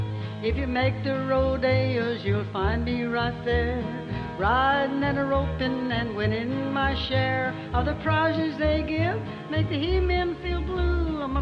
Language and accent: English; Southern US, United States; accent: Southern; I thought I'd lost my Southern accent, but I sure had it on that record.